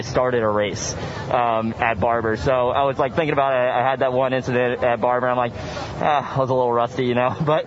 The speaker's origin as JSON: {"language": "English", "region": "Florida", "country": "United States", "said": "I couldn't be happier to be here in my home state."}